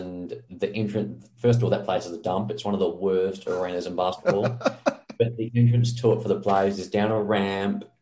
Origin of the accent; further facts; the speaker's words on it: Australia; we're both from Australia